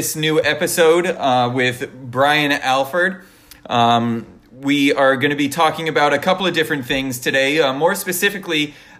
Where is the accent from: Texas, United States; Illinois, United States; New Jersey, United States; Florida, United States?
Florida, United States; We haven't really talked about the state of the market of Florida, even though that's my home state.